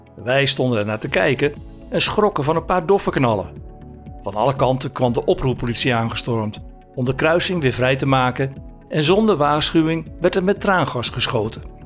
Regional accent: Zaandijk, North Holland, Netherlands; moved away as an adult; also born or lived in village near Maastricht, Limburg; geboren in Zaandijk, pal tegenover de molens van de Zaanse Schans. Toen ik 18 was, werd ik discjockey in de Crazy Horse, een bardiscotheek in Zandam

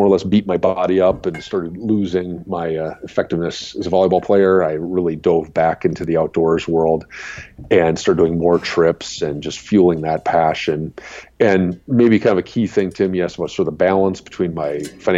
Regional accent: Madison, Wisconsin, United States; now in Minnesota, United States; I grew up in Madison, Wisconsin, and the house I grew up in, right out my back door was railroad

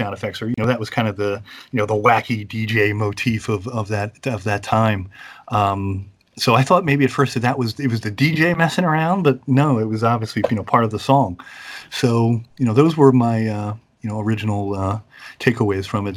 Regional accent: Philadelphia, Pennsylvania, United States; I grew up in the Philadelphia area, born and raised

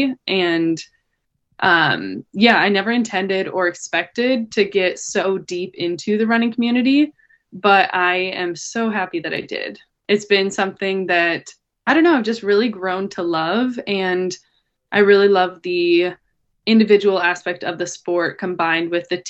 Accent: Montana, United States; moved away as an adult; now in Portland, United States; So I'm from Montana. And I went to college there

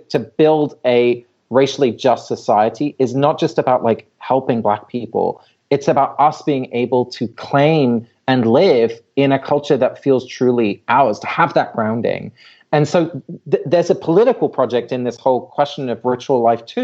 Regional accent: England, United Kingdom; moved away; I have Dutch parents, so I grew up in England, but I don't have English heritage

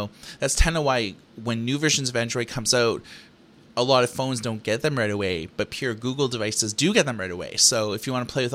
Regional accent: Thunder Bay, Ontario, Canada; Growing up in Thunder Bay, Ontario, Canada

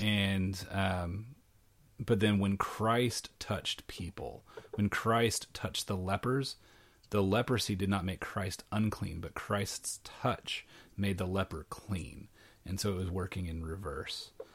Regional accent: Arkansas, United States; moved away as an adult; also born or lived in Tennessee; now in Saint Louis, United States; I grew up in Arkansas, which was right next to Oklahoma

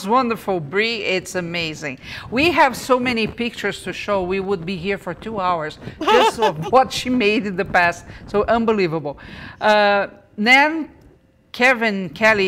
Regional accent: Brazil; moved away; I'm from Brazil

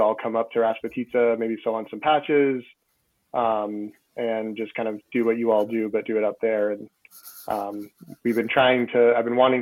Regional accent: Massachusetts, United States; moved away as an adult; now in Vermont, United States; I grew up in Massachusetts. So I'm a New England kid at heart

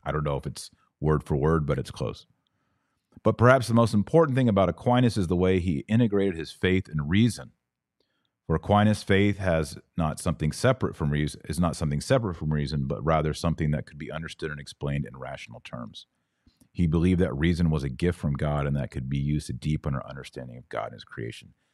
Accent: Fort Worth, Texas, United States; I was born in Fort Worth, Texas

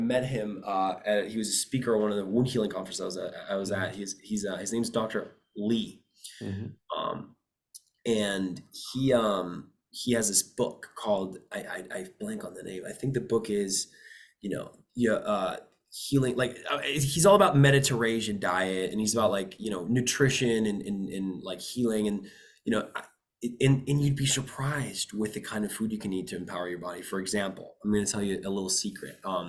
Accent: Costa Rica; Typically, I come from Costa Rica. I spend a lot of time there.

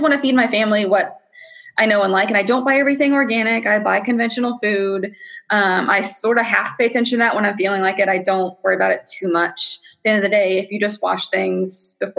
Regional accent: Ohio, United States; moved away; I grew up in Ohio

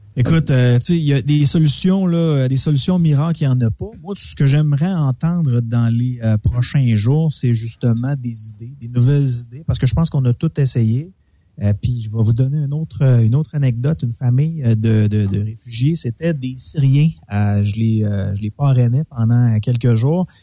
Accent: Quebec, Canada; en tant que Québécois

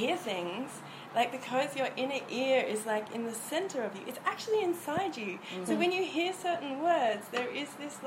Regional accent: Far North Queensland, Australia; moved away; I grew up in Far North Queensland

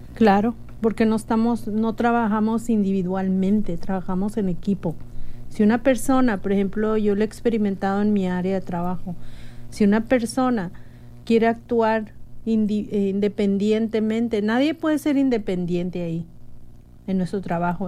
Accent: Mexico; now in United States; yo elegiría ser mexicana de nuevo, porque como mexicana me siento muy orgullosa de mis raíces

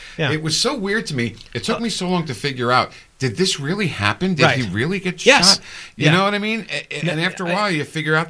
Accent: New Jersey, United States; Growing up in New Jersey, we called them hard guys.

